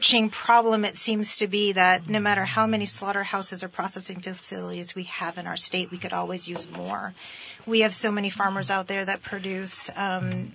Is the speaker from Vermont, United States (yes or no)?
yes; Barre, Vermont, United States; It was a pasta company in my hometown of Barre, Vermont.